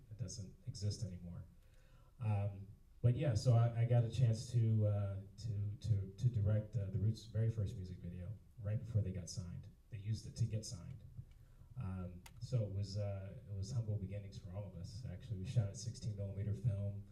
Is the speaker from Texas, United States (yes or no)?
no; Philadelphia, Pennsylvania, United States; I'm from Philadelphia.